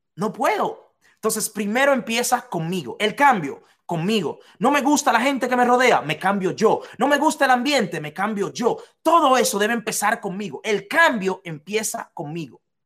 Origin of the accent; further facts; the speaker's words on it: Dominican Republic; en un hotel de la República Dominicana que se llama Casa de Campo, yo trabajaba ahí, en Casa de Campo, en mi país, de donde soy